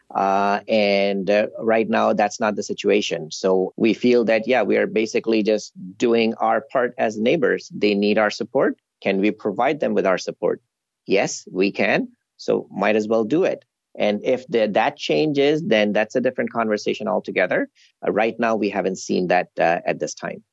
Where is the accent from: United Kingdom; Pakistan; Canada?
Canada